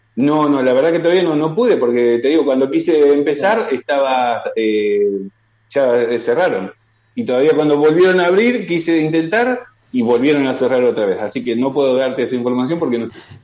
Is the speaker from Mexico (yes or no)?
no; Argentina; moved away as an adult; now in Talavera de la Reina, Spain; De Argentina